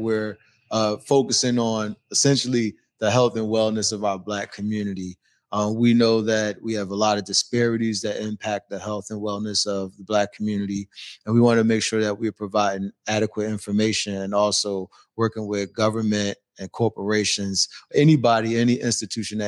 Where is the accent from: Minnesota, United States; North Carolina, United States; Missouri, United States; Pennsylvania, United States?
Pennsylvania, United States; Philadelphia; now in Seattle, United States; I'm originally from Philadelphia.